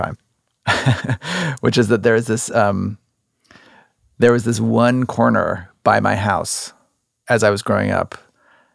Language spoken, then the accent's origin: English; Cincinnati, Ohio, United States; moved away; my hometown of Cincinnati, Ohio